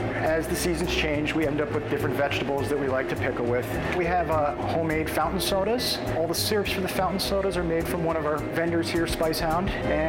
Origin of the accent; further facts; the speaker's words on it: Philadelphia, Pennsylvania, United States; now in San Francisco, United States; Growing up in Philly